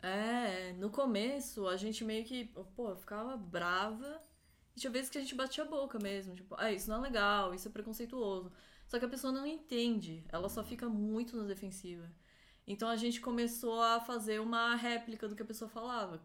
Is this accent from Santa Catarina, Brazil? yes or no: yes; Florianópolis, Santa Catarina, Brazil; moved away as an adult; now in São Paulo, Brazil; Eu nasci em Florianópolis, cresci lá, morei um tempo em São Paulo